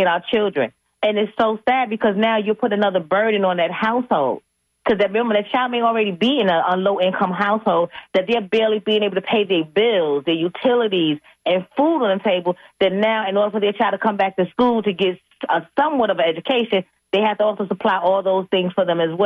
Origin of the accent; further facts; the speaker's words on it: New York, United States; growing up in New York